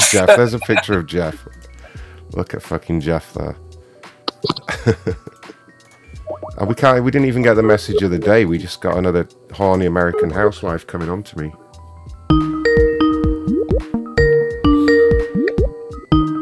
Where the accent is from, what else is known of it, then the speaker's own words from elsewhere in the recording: England, United Kingdom; I'm from England